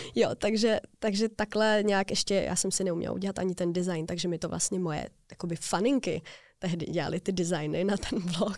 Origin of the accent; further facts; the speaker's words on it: Prague, Czechia; Já jsem z Prahy